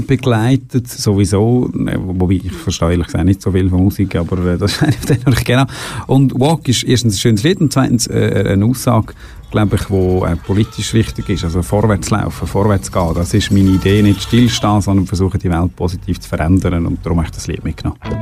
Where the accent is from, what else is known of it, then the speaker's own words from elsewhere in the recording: Boswil, Aargau, Switzerland; also born or lived in Canton of Bern (birthplace) / Lenzburg / Baden; Ich habe die Hauptzeit von meiner Kindheit eigentlich im Freiamt verbracht. In Bosmal, wenn wir sagen, in Boswil